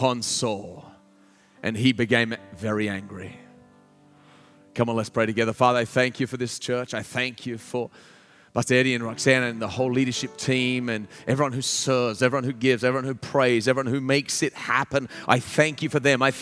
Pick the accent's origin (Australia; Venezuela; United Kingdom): Australia; moved away as an adult; now in United States; I'm like, from Australia